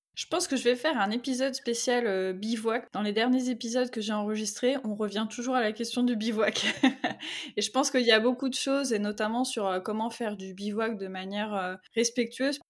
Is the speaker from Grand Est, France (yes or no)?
no; Brittany, France; je suis bretonne